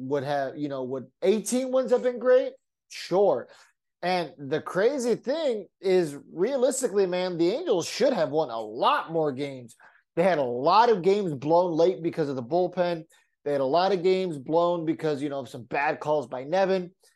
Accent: San Diego, California, United States; growing up in San Diego, we only got Padres games

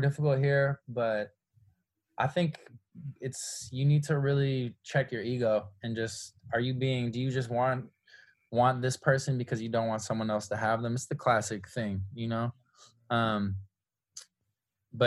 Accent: San Francisco, California, United States; moved away as an adult; now in Los Angeles, United States; I come from San Francisco, extremely liberal, extremely progressive. I was raised, you know, in a culture that values equality above all else

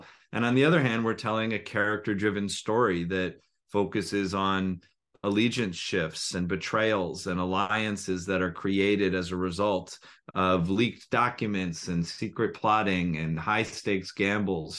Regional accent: United States; an American who is a soccer fan, a football fan, and played soccer

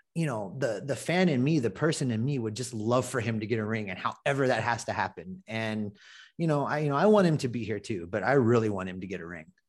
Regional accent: Ohio, United States; now in Hawaii, United States; I was born in Ohio, lifelong Reds fan

